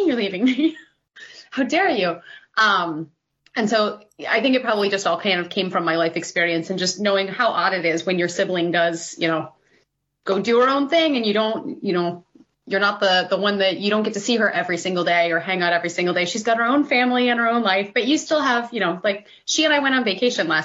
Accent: Lower Peninsula, Michigan, United States; I wanted to set something in my home state. I'm from Michigan. I am from the Lower Peninsula

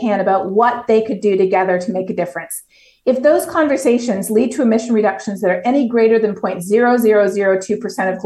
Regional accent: Toronto, Ontario, Canada; moved away as an adult; now in Texas, United States; I'm from Toronto. I grew up in an incredible multicultural city

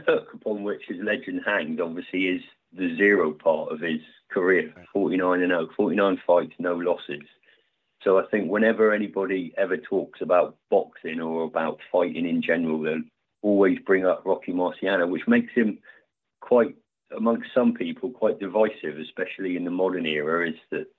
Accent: England, United Kingdom; I'm from Scottish heritage, so I'm an English guy with Scottish background.

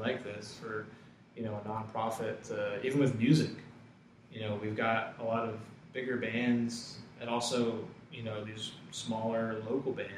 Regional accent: Ewing, New Jersey, United States; I grew up in Ewing, which is next door to Princeton

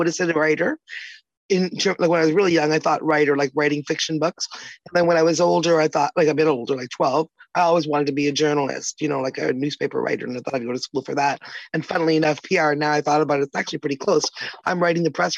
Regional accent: Canada; also born or lived in Toronto, Canada / Chatham, Canada; I'm from Canada

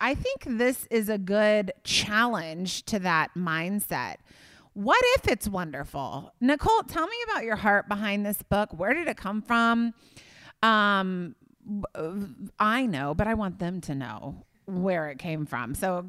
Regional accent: Indiana, United States; I remember growing up in Indiana one Easter, I was like seven, and it was snowing in Indiana on Easter.

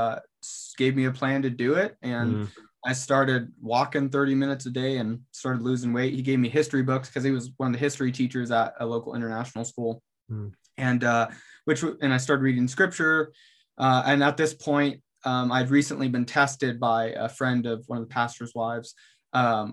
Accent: Washington, United States; I'm originally from Washington State

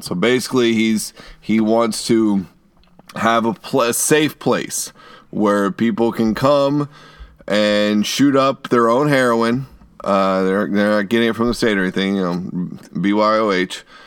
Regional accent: Eastern Kentucky, United States; we're from East Kentucky.

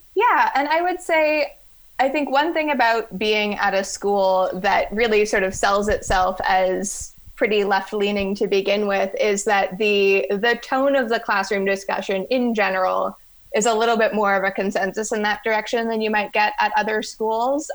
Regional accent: London, Ontario, Canada; moved away as an adult; also born or lived in Ottawa, Canada; now in Boston, United States; I am originally from London, Ontario

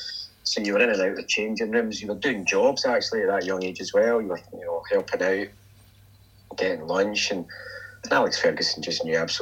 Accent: Hamilton, Scotland, United Kingdom; I was from Hamilton, just outside of Glasgow.

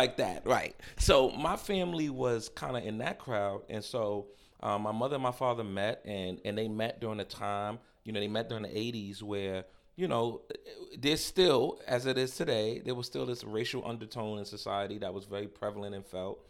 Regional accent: New York City, New York, United States; moved away as an adult; also born or lived in Warner, Oklahoma / Louisville, Kentucky; I grew up in Harlem

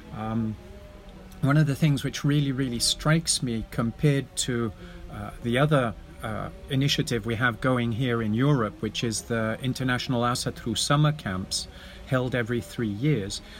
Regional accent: England, United Kingdom; now in Netherlands; I'm English, but I also live in the Netherlands

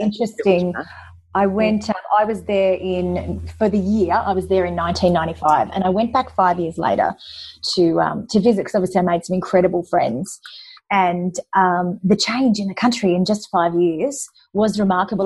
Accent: Young, New South Wales, Australia; We lived, I was from Young, a country town, and we lived out of town

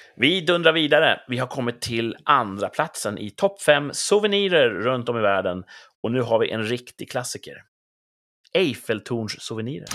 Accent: Sweden; vi är från Sverige

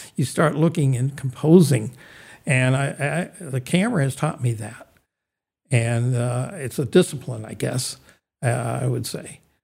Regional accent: Youngstown, Ohio, United States; the Butler Art Museum in Youngstown, Ohio, which was my hometown

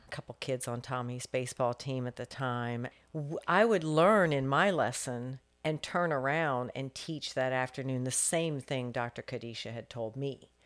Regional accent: Fort Walton Beach, Florida, United States; also born or lived in North Carolina; I grew up in Fort Walton Beach. My dad was in the Air Force

